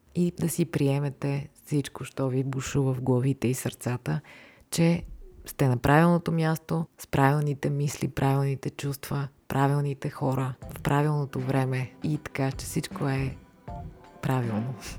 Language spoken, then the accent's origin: Bulgarian; Varna, Varna Province, Bulgaria; now in Sofia, Bulgaria; Иначе съм живяла и във Варна. Там съм израснала, там съм карала училище